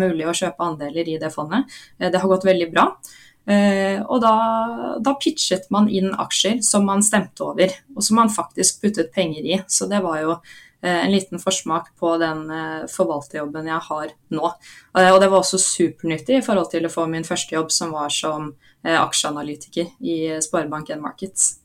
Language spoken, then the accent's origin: Norwegian; Oslo, Norway; Jeg er fra Oslo